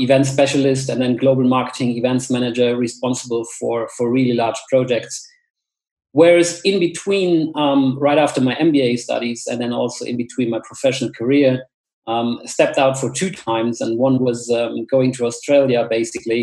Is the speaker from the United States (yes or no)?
no; village near Koblenz, Rhineland-Palatinate, Germany; moved away as an adult; now in Munich, Germany; I grew up in a super small village, I would say, somewhere in a western forest close to Koblenz in the River Rhine Valley